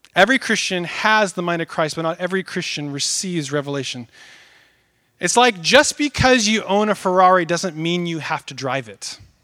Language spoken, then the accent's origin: English; Northwest, United States; I grew up in the Northwest, out in the countryside.